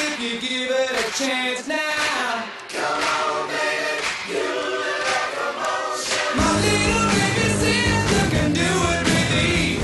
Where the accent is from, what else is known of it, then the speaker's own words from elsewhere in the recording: Flint, Michigan, United States; We grew up in Flint listening to WAMM